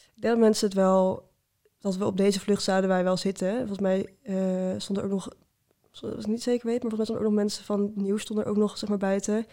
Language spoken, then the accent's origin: Dutch; Utrecht, Netherlands; ik kom uit Utrecht